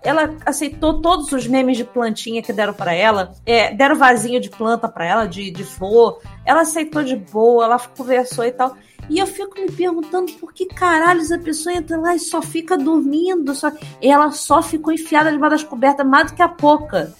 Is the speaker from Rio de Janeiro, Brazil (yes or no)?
yes; Rio de Janeiro, Brazil; Eu sou carioca